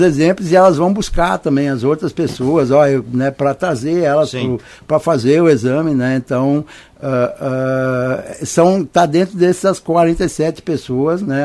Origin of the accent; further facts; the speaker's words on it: Serra Gaúcha, Rio Grande do Sul, Brazil; moved away as an adult; now in Americana, Brazil; Nós somos do Rio Grande do Sul